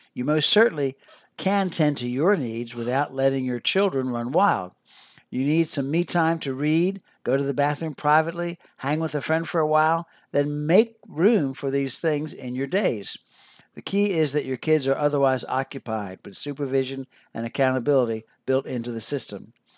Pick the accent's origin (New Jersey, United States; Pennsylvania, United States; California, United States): Pennsylvania, United States; Philadelphia; I grew up near Philadelphia, Pennsylvania